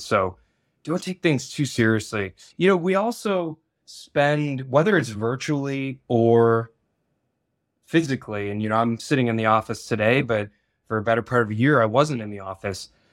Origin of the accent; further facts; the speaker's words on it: Michigan, United States; I was born and raised in Michigan as well